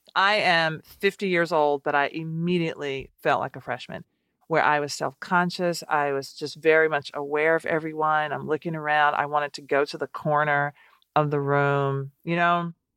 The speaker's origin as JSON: {"language": "English", "town": "Nashville", "region": "Tennessee", "country": "United States", "tie": "born or raised there", "moved": "as an adult", "lives_now": "Washington, D.C., United States", "said": "growing up in Nashville and having these small restaurants"}